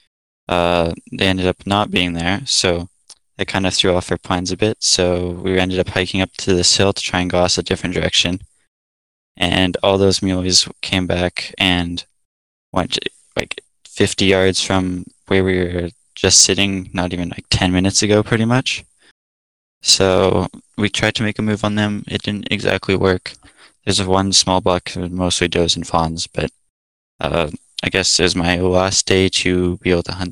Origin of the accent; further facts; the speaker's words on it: Alberta, Canada; I'm originally from Alberta, I guess still currently in Alberta